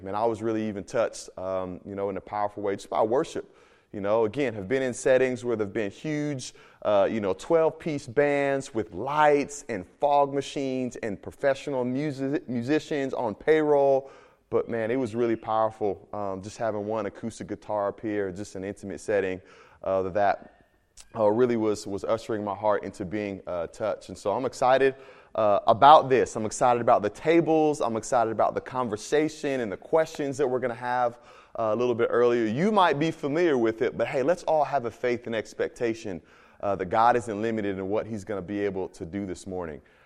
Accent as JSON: {"language": "English", "region": "Midwest", "country": "United States", "also_born_or_lived": "Miami", "moved": "yes", "said": "I'm from the Midwest"}